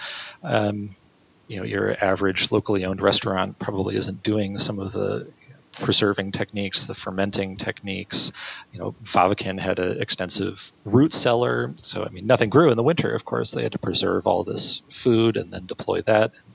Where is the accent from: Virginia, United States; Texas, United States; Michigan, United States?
Michigan, United States; Marquette; my hometown of Marquette, Michigan.